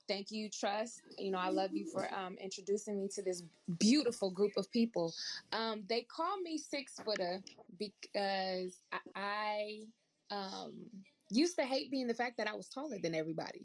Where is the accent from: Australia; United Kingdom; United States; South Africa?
United States; Oakland, California; growing up in Oakland